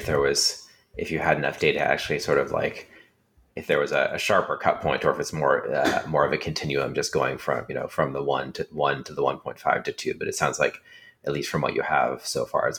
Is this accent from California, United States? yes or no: yes; California, United States; How about just because I grew up in California with a lot of immigrant children in my classes